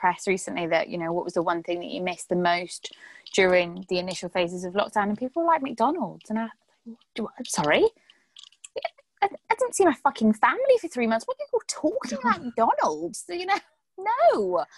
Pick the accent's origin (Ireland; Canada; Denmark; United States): Ireland; We're Irish. We have to eat potatoes. We're Irish.